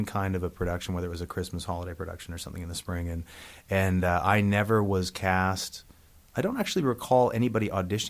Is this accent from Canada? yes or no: yes; Yarrow, British Columbia, Canada; In the Fraser Valley of British Columbia, about an hour outside of Vancouver, in a town called Yarrow